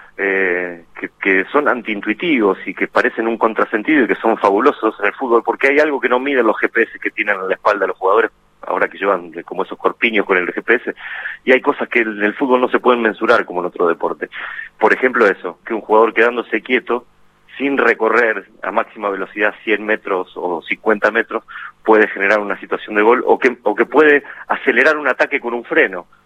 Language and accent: Spanish; Guerrico, Buenos Aires Province, Argentina; now in Pergamino, Argentina; de Guerrico, que es un pequeño pueblo del partido de Pergamino. Viví ahí hasta los 17 años que me fui a Buenos Aires